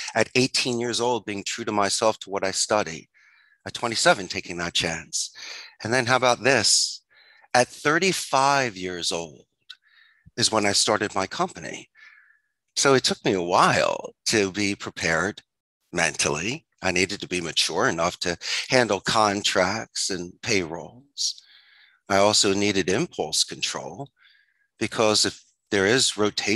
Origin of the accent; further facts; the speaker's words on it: Philadelphia, Pennsylvania, United States; moved away as an adult; also born or lived in Arizona; now in Costa Rica; I'm originally from Philadelphia. I'm a Philly boy. And when I graduated from the proud Abington High School in 91